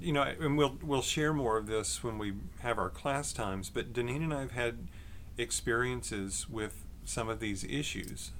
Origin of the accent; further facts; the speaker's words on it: Longview, Texas, United States; also born or lived in McKinney, Texas; I grew up in Texas, uh, East Texas, in Longview.